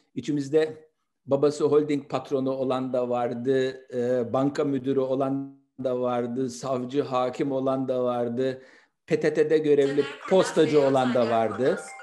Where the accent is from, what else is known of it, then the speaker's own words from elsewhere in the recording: Istanbul, Turkey; 28 Kasım 1961'de İstanbul'da Nişantaşı semtinde doğdum.